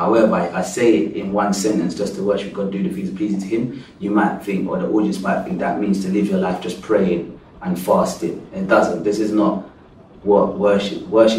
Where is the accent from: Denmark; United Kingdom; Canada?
United Kingdom; England; So because I come from England, and because my mum and dad is Christian and their parents were Christian